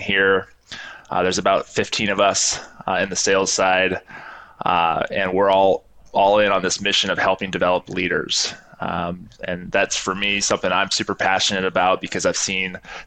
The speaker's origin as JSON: {"language": "English", "town": "Seattle", "region": "Washington", "country": "United States", "tie": "born or raised there", "also_born_or_lived": "Hawaii / Arkansas / New Zealand", "moved": "as an adult", "said": "I grew up in Seattle, Washington area"}